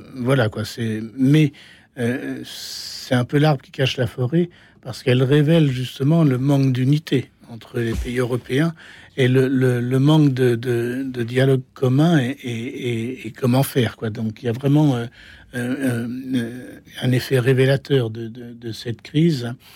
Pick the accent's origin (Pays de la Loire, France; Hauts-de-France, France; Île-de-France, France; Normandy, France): Normandy, France; Je suis normand, je suis normand donc.